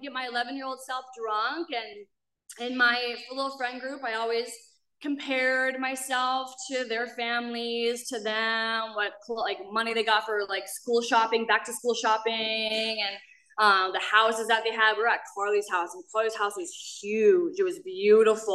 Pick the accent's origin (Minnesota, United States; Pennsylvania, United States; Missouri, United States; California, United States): Minnesota, United States; moved away; I am a girl from Minnesota, a really small town. I grew up catching frogs and climbing trees